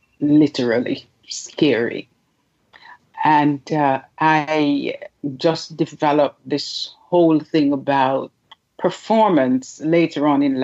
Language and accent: English; Jamaica; also born or lived in United Kingdom; I am originally from Jamaica. I don't know why we have to say originally. I'm Jamaican. I was born there. I grew up and lived around the world. The UK is one of those places.